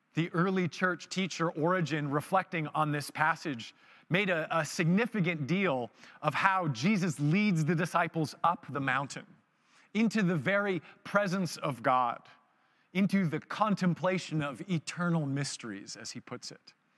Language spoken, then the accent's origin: English; Vancouver, British Columbia, Canada; I was married and from Vancouver